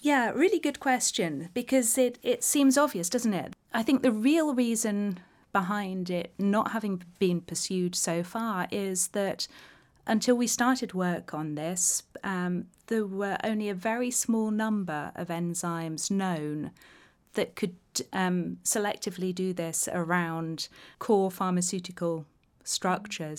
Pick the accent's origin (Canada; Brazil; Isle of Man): Isle of Man; growing up on the Isle of Man